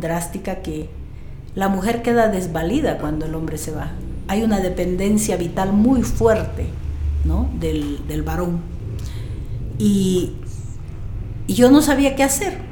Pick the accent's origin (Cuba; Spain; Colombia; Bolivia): Bolivia; Riberalta, Beni; born or raised there